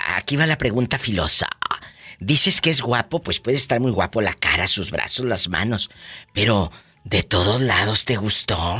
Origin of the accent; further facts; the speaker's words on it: Matamoros, Tamaulipas, Mexico; now in United States; Yo nací en Matamoros, Tamaulipas